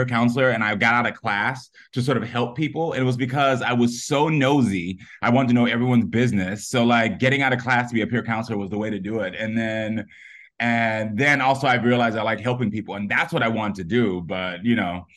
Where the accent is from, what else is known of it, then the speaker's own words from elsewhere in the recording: Parkland, Florida, United States; my high school in Parkland, Florida